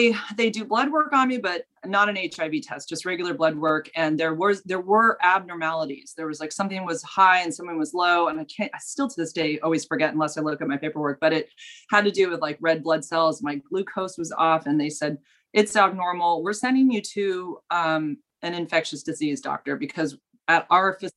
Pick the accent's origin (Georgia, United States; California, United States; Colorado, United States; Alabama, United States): California, United States; I grew up in California. I've always lived here